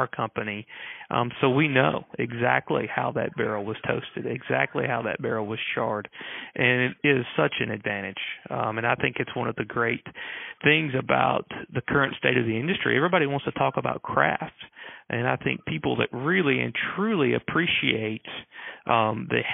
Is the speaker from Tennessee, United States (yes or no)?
yes; Lynchburg, Tennessee, United States; I grew up here in Lynchburg